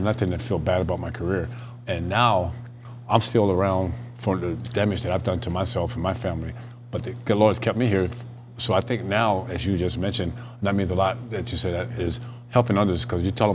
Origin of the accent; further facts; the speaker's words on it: Tampa, Florida, United States; Growing up in Tampa, Cincinnati Reds had spring training there